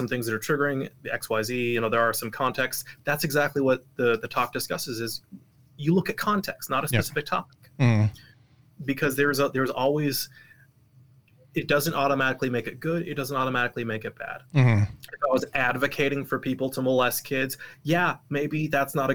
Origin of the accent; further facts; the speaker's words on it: Portland, Oregon, United States; also born or lived in Salt Lake City, Utah; now in Utah, United States; I was raised in Oregon, Portland, Oregon